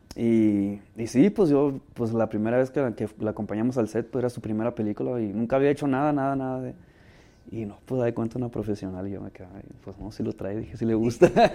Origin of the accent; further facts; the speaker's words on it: Ciudad Obregón, Sonora, Mexico; moved away as an adult; also born or lived in Sinaloa; now in Los Angeles, United States; crecí en Sonora